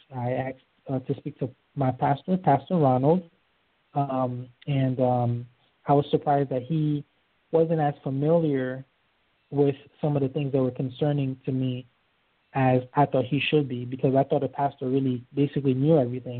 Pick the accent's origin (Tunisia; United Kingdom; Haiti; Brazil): Haiti; also born or lived in Florida; now in Georgia, United States; I was born in Haiti uh, to a, a Catholic family. We moved here in uh, December of 1988